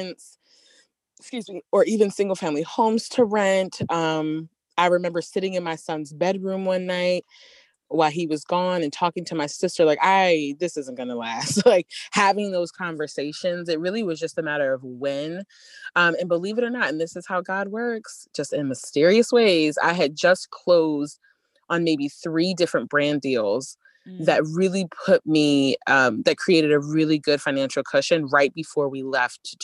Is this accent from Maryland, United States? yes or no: yes; Baltimore, Maryland, United States; growing up in Baltimore